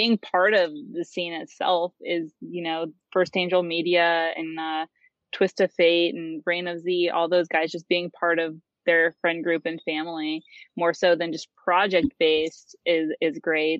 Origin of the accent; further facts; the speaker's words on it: Corry, Pennsylvania, United States; moved away as an adult; now in Pittsburgh, United States; I moved from Corey, Pennsylvania. If anyone knows where that is, I just say Erie, or I should say Edinburgh, because people know where that is. And I'm from a small country town.